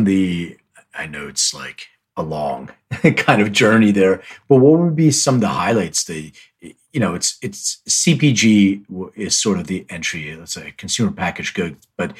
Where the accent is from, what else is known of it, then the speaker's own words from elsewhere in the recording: Philadelphia, Pennsylvania, United States; now in Los Angeles, United States; I'm originally from Philly. I live in LA, but I'm all like Philly sports.